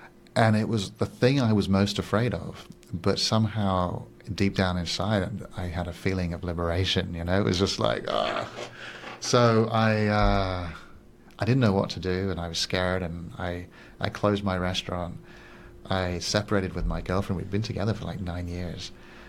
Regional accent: Singapore; English is a second language; also born or lived in Switzerland / Paris, France; now in Barcelona, Spain; But I'm originally Swiss and I grew up in Singapore and Paris. And I just feel like I'm a big mixture from many different places. But right now, Barcelona feels my home.

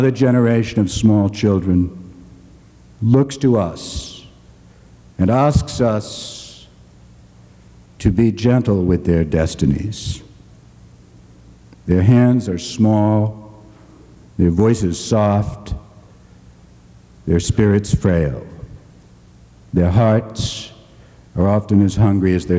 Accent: Boston, Massachusetts, United States; the segregated schools of Boston, my hometown

